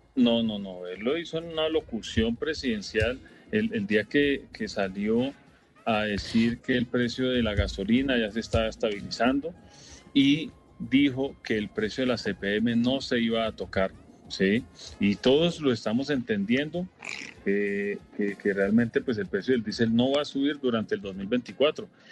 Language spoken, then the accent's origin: Spanish; Colombia; como colombianos no estamos de acuerdo